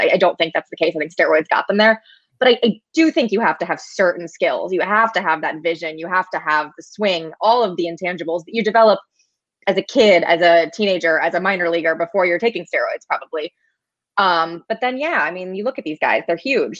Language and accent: English; St. Louis, Missouri, United States; I grew up in St. Louis, was a Cardinals fan as a kid